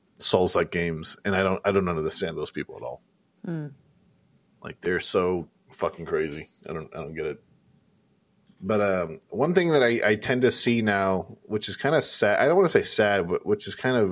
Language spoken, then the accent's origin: English; California, United States; we're all from California